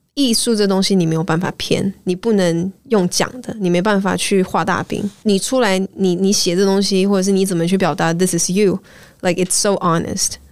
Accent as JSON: {"language": "Chinese", "country": "Malaysia", "also_born_or_lived": "United States", "moved": "yes", "said": "我是马来西亚人，然后是。我们已经习惯，就是在一句话里面会掺大概 三种语言，对，你知道有时候英文啊、广东话、中文啊"}